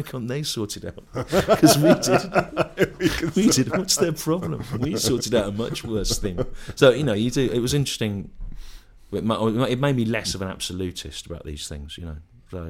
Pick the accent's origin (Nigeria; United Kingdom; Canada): United Kingdom; Bristol, South West England; I come from Bristol, and I'm really annoyed about Brexit, right?